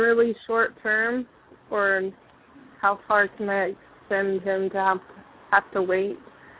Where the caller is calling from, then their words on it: Kentucky, United States; Hi, I'm … from Kentucky.